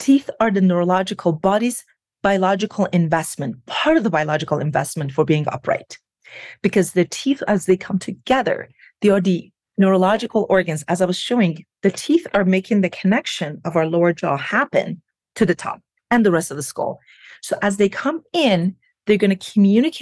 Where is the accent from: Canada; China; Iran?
Iran; moved away as an adult; now in United States; I was born and raised in Iran. I came to the United States about 23 years ago. So more than half of my life, I have lived here